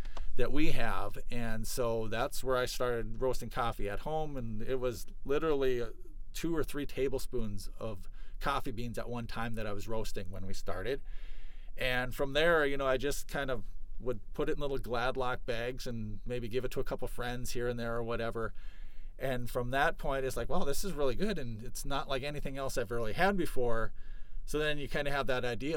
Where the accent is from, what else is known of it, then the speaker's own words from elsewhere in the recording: Moorhead, Minnesota, United States; also born or lived in Fergus Falls, Minnesota; I grew up in Moorhead, Minnesota